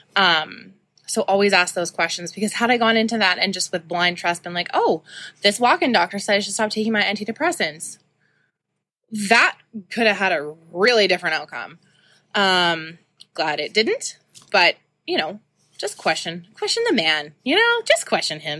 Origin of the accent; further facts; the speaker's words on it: Saskatoon, Saskatchewan, Canada; I grew up in Saskatoon.